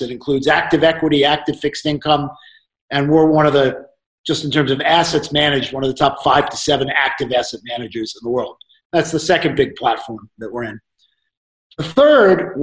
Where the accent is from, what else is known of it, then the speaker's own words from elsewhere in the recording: Hartsdale, New York, United States; I grew up in Westchester. I went to Edgemont High School, and I lived in Hartsdale, New York.